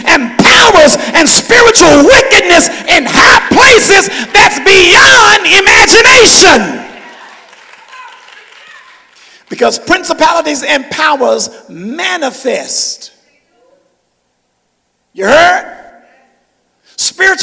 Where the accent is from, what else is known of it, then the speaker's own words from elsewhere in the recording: Memphis, Tennessee, United States; I'm from Memphis.